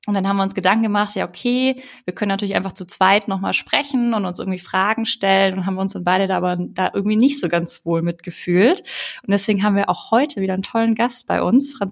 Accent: Ulm, Baden-Württemberg, Germany; Also wenn ich halt auch daran denke, wie ich aufgewachsen bin. Ne? Ich komme aus Ulm, aus einem schwäbischen Haushalt.

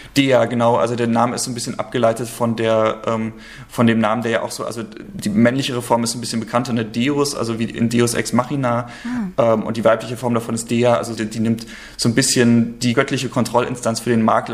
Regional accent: Rostock, Mecklenburg-Vorpommern, Germany; moved away as an adult; also born or lived in Thuringia / Leipzig; now in Hamburg, Germany; Also ich bin ursprünglich in Thüringen geboren, aber dann gleich äh, nach Rostock gezogen und äh, das ist quasi die Zeit gewesen, in der ich aufgewachsen bin, bis ich 19 geworden bin

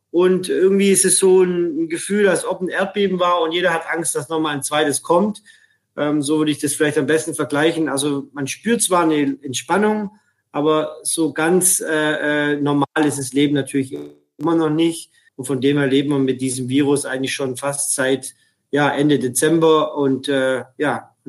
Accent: Ulm, Baden-Württemberg, Germany; now in Shanghai, China; Ich bin ähm, gebürtiger Schwabe aus Ulm.

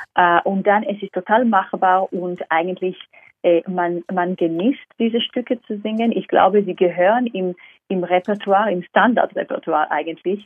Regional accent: Israel; German is a second language; also born or lived in London, United Kingdom; now in Vienna, Austria; ich komme ursprünglich aus Israel

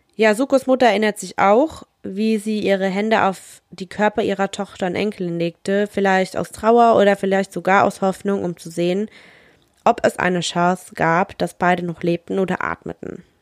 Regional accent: Germany; bei uns in Deutschland

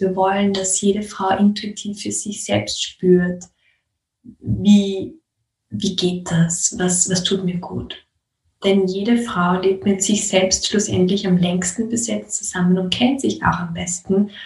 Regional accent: Austria; bei uns in Österreich

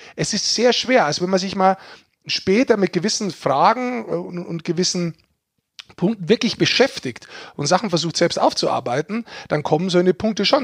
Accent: Germany; als Deutscher

